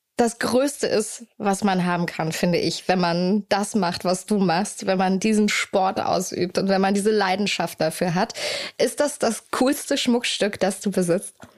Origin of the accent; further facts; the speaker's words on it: Hamburg, Germany; in meiner Heimatstadt